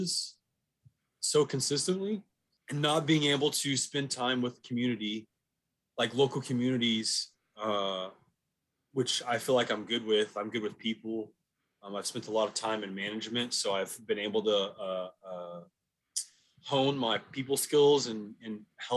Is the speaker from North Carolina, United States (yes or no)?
no; Dallas, Texas, United States; I grew up down the street. I've lived in Dallas-Fort Worth all my life